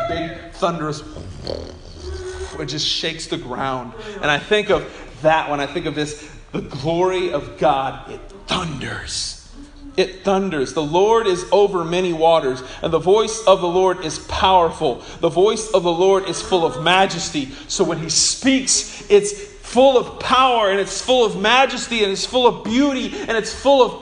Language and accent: English; Bartlesville, Oklahoma, United States; when I was a kid growing up in Bartlesville